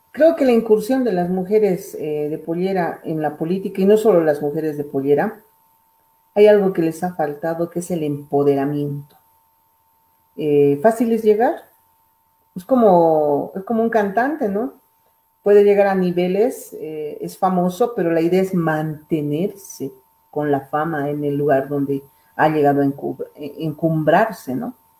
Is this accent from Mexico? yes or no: no; Bolivia; Todos somos bolivianos, hermanos del oriente, occidente, valles, somos uno